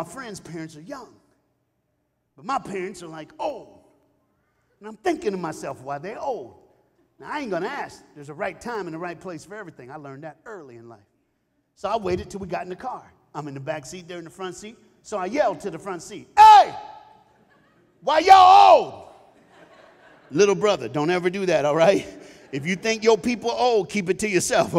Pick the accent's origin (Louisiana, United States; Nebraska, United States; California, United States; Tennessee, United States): Tennessee, United States; Knoxville; I was born and raised in Knoxville, Tennessee